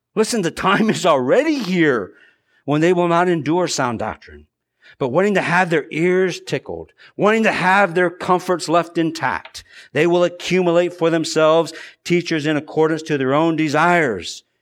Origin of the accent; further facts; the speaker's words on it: United States; us as American Christians